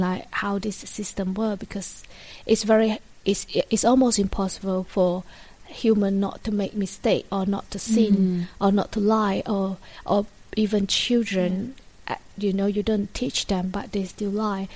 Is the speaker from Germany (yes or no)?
no; Malaysia; moved away as an adult; now in London, United Kingdom; I come from Malaysia. We moved from Malaysia to London in 2015